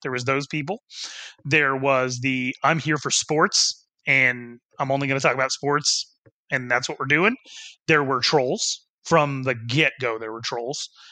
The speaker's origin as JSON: {"language": "English", "region": "Wyoming", "country": "United States", "tie": "born or raised there", "said": "my hometown in Wyoming"}